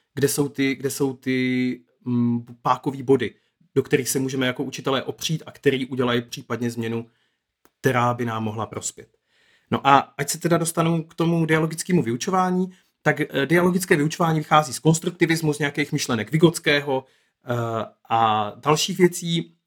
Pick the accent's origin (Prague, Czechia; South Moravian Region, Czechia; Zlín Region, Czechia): Zlín Region, Czechia; Moravian Wallachia; now in Brno, Czech Republic; já jsem se narodil na Valašsku a tam je situace ve školství fakt jako hodně jiná